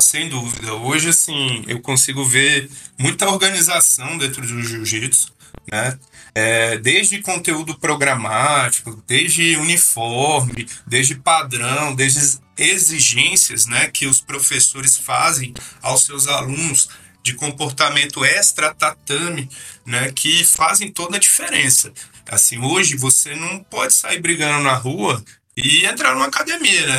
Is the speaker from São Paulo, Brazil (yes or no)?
no; Brasília, Federal District, Brazil; eu morava ali na, na 414 Sul, era uma quadra assim que tinha muita gente que, que vinha do Rio de Janeiro